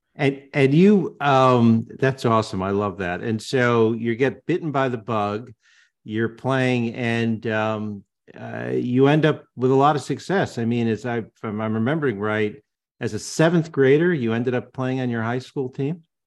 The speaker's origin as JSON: {"language": "English", "town": "West Hartford", "region": "Connecticut", "country": "United States", "tie": "born or raised there", "said": "I grew up in New England and West Hartford"}